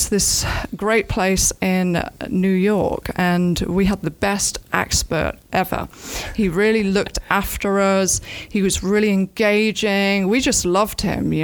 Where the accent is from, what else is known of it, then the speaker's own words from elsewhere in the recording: Nottingham, East Midlands, United Kingdom; moved away as an adult; also born or lived in London; now in Ocala, United States; I'm from Nottingham originally. I'm from a little village called Crotwell Bishop, which has the best Stilton cheese.